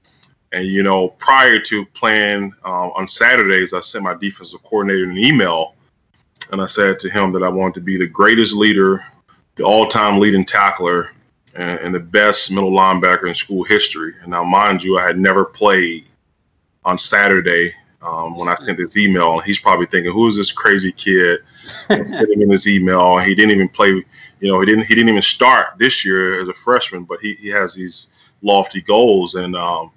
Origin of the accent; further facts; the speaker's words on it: Tuscaloosa, Alabama, United States; I grew up in Tuscaloosa